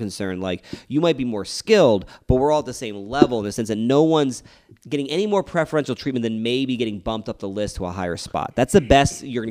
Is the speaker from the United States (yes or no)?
yes; East Coast, United States; moved away; I come from the East Coast, where it's a very ball-busting kind of, like, area